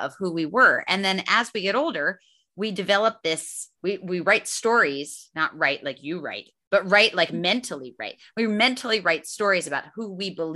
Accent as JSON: {"language": "English", "region": "Northeast Pennsylvania", "country": "United States", "tie": "born or raised there", "moved": "yes", "said": "I grew up in Northeast Pennsylvania"}